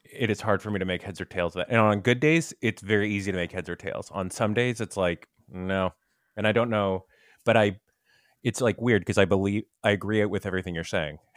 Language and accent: English; Tampa, Florida, United States; when I was a kid growing up in Tampa